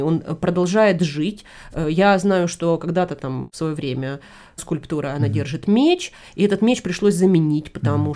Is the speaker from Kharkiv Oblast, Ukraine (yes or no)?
yes; Kharkiv, Kharkiv Oblast, Ukraine; в Харькове, вот в моем родном городе